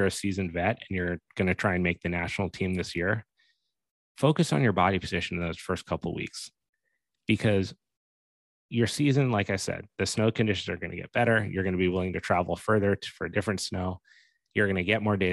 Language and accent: English; Steamboat Springs, Colorado, United States; in Colorado, for example, where I grew up in Steamboat